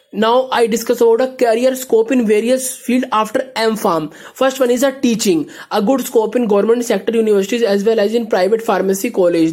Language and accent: English; India; I'm from India.